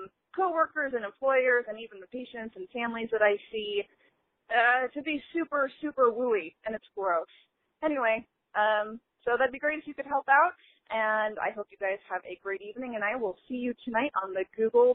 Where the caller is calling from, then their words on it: Boise, Idaho, United States; I'm calling from Boise, Idaho.